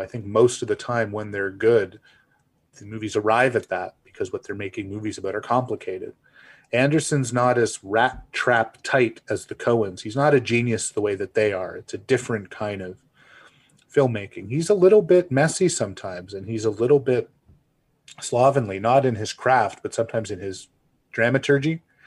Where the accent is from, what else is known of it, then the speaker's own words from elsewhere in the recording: Canada; I'm a Canadian